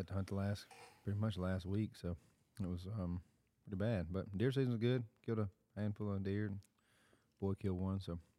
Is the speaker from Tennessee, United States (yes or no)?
yes; Munford, Tennessee, United States; you went to Munford, where we're from, out this way